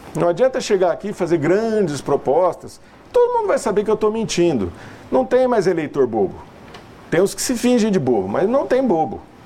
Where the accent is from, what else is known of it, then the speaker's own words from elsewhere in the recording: São José do Rio Preto, São Paulo, Brazil; Nós somos caipiras